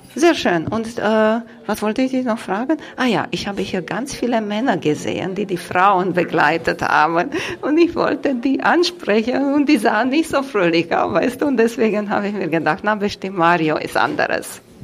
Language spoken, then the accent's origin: German; Vorarlberg, Austria; Ich komme aus Vorarlberg